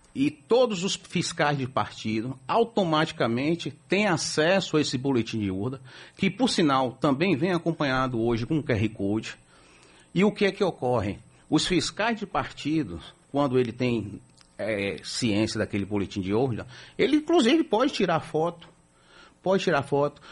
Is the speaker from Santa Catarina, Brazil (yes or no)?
no; Bahia, Brazil; nós que somos baianos